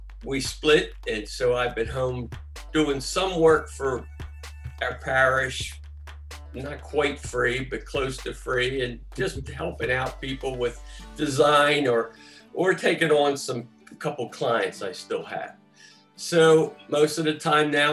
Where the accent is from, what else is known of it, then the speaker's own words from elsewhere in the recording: Baltimore, Maryland, United States; also born or lived in Toronto / Chicago; I grew up in East Baltimore, if anybody's familiar with the Herring Run, Sinclair Lane area